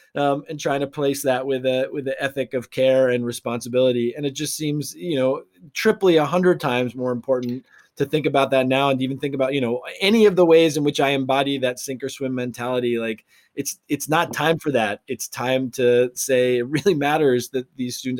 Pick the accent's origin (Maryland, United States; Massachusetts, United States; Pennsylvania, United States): Massachusetts, United States; Arlington; my hometown of Arlington, Massachusetts